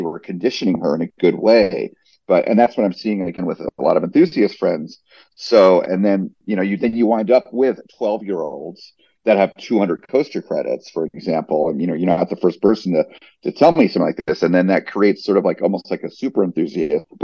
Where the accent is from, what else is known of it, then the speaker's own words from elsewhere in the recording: New Jersey, United States; now in Orlando, United States; I grew up in New Jersey